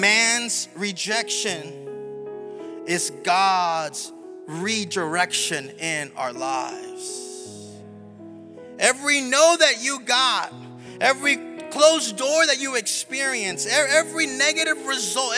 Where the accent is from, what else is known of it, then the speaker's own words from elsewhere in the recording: South Texas, United States; also born or lived in Seguin, Texas / Gainesville, Florida; now in Orlando, United States; I'm originally from South Texas. I was born on the border, like with Mexico, like border, like throw a rock into Mexico.